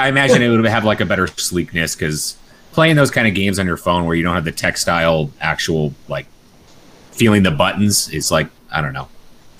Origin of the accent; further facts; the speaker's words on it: United States; I'm American.